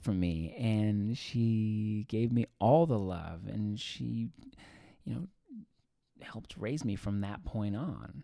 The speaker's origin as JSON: {"language": "English", "town": "Edmonton", "region": "Alberta", "country": "Canada", "tie": "born or raised there", "moved": "yes"}